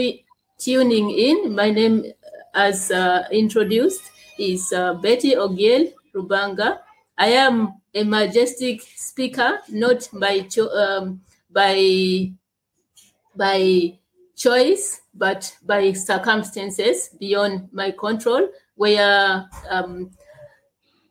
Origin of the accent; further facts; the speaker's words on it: Uganda; I am from Uganda. I was born in Uganda and I live in Uganda gladly.